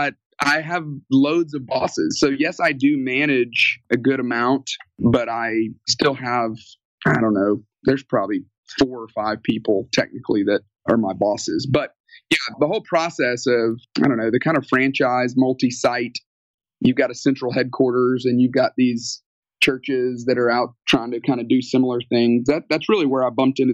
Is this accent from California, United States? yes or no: no; Tuscaloosa, Alabama, United States; moved away as an adult; also born or lived in Atlanta, Georgia; I grew up in Alabama, Tuscaloosa, Alabama, home of the University of Alabama